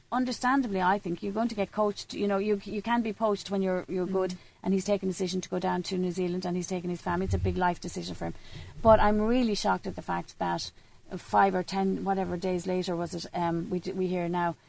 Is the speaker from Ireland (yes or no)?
yes; Meath, Leinster, Ireland; I'm from Meath